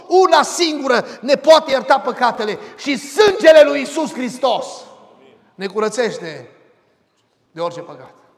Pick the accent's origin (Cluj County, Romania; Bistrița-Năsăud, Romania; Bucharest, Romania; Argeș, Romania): Bistrița-Năsăud, Romania; Arcalia; Eram la noi în sat, în satul Arcalia, de lângă Bistrița